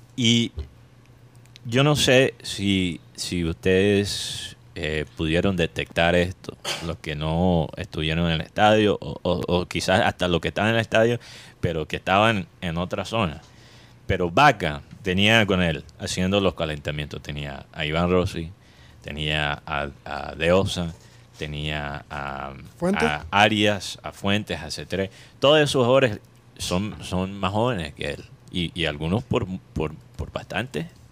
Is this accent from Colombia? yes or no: yes; Caribbean coast, Colombia; accent: costeñol; en nuestra manera de hablar aquí en la costa hay la influencia oriental